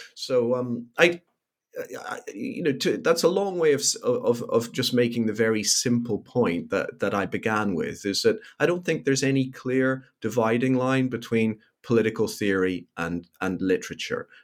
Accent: Belfast, Northern Ireland, United Kingdom; I grew up in Belfast in Northern Ireland during the period of the so-called Troubles

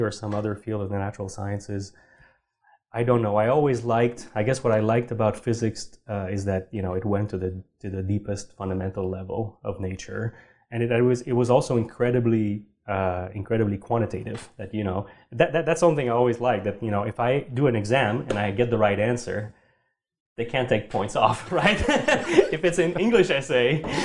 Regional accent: Sherbrooke, Quebec, Canada; moved away; also born or lived in Montreal; I grew up in Sherbrooke

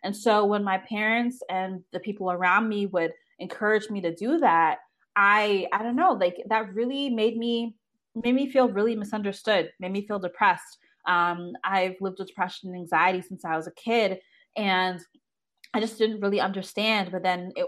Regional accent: Toronto, Ontario, Canada; I was born and raised in Toronto, Canada, traditional two-parent household

